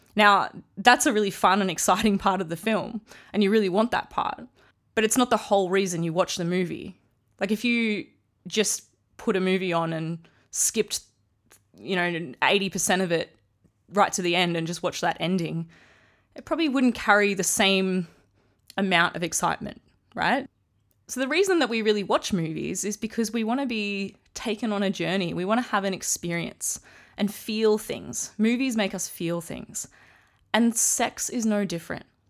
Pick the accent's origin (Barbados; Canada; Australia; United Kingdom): Australia; I'm Australian.